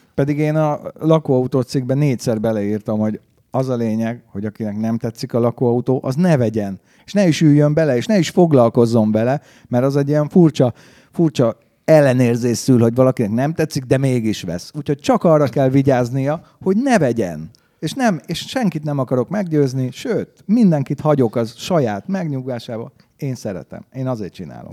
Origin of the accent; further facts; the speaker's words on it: Hungary; én is, mint magyar